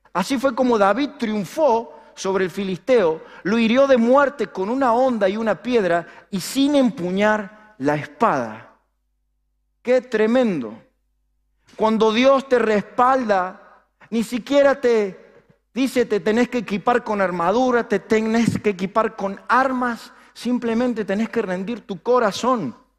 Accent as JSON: {"language": "Spanish", "country": "Argentina", "said": "los argentinos somos los que tenemos un máster y un doctorado en opinar"}